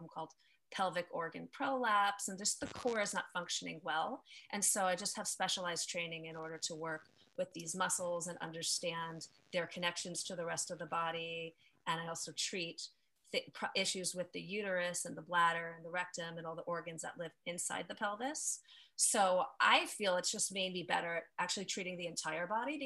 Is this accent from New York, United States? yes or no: yes; New York, United States; now in California, United States; I'm located in California. I'm from New York originally